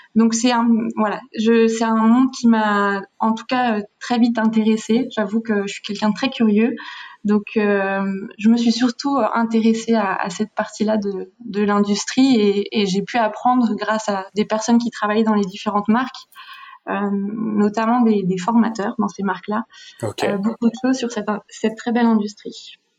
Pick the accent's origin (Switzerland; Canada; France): Switzerland; en grandissant en Suisse